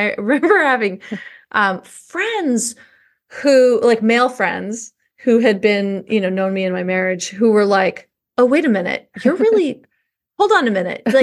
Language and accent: English; New York, United States; I remember because oh, I grew up in New York, and there we had these big trunks, and we would put them in the back of the closet